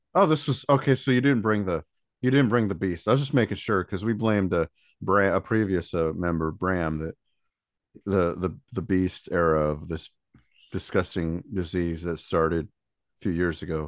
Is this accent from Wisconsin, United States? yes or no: no; South Bend, Indiana, United States; I'm from South Bend and up this area, we don't have one